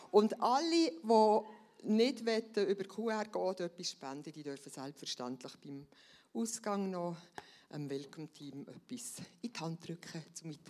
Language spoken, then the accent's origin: German; Switzerland; dort sollte man so, wenn es dunkel ist, nicht mehr auf die Straße als Schweizer